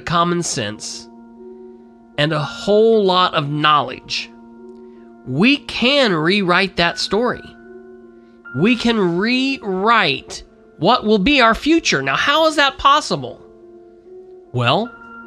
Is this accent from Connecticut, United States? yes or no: no; Winchester, Indiana, United States; also born or lived in Muncie, Indiana; my hometown of Winchester and my birth town of Muncie